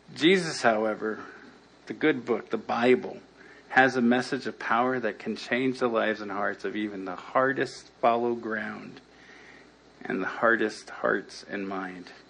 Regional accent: Los Angeles, California, United States; I grew up in El Sereno, not too far from here

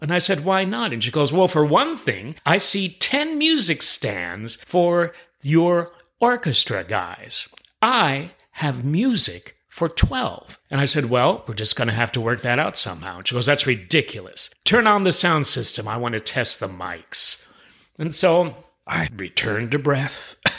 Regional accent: New York City, New York, United States; moved away; I'm originally from New York City

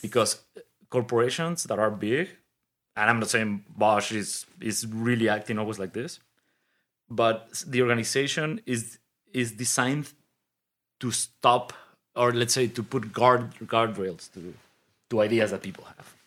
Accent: Mexico City, Mexico; moved away as an adult; also born or lived in Detroit / Germany; I grew up in Mexico City.

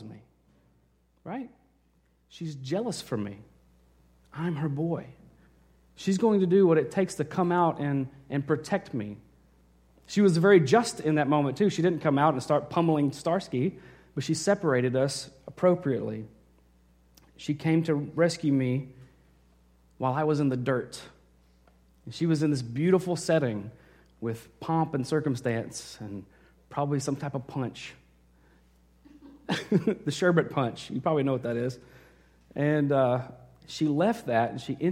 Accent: Arkansas, United States; moved away; I was in Arkansas. I grew up there

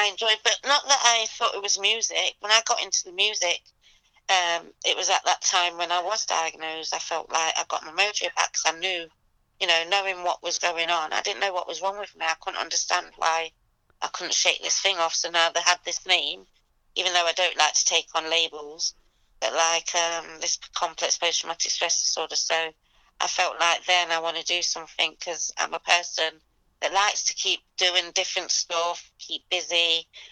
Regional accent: Leicester, East Midlands, United Kingdom; now in London, United Kingdom; I'm originally from Leicester. Um, I live in London

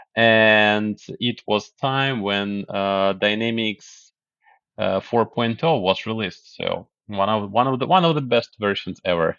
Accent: Kyiv, Ukraine; moved away as an adult; now in United States; I was born in Kyiv, the capital of Ukraine. Yes, and, uh, after the collapse, we got the independence, and after that, I grew up. I, I finished my high school. I finished university

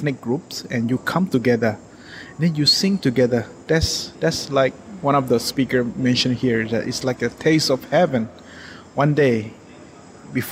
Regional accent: Chiang Rai, Thailand; I come from Chiang Rai, Thailand.

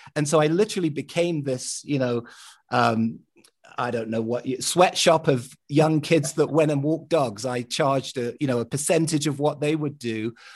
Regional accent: London, United Kingdom; growing up in London

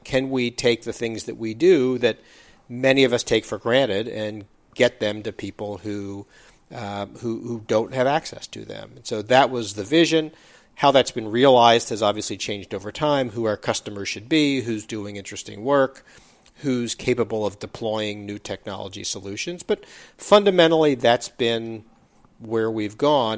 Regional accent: East Coast, United States; moved away as an adult; also born or lived in Bay Area, California; I grew up on the East Coast

